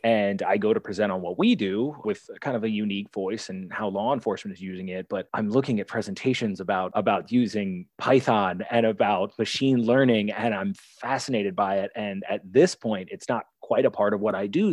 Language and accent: English; Maryland, United States; moved away as an adult; also born or lived in Albany, New York / New Jersey; I'm from Maryland, so I went back to Baltimore City